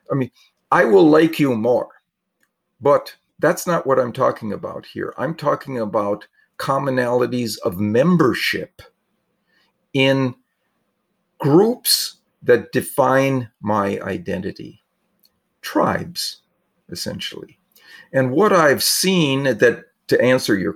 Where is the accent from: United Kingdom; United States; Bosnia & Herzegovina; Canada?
United States; Wisconsin; I grew up in Wisconsin